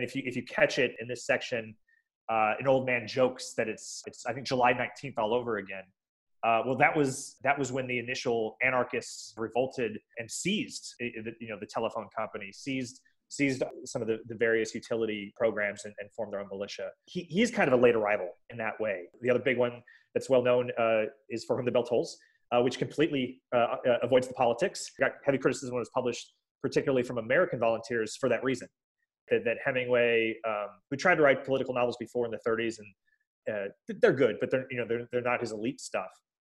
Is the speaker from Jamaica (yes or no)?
no; Spain; English is a second language; and dear to my heart as a Spaniard, I could totally understand why they'd be frustrated by that.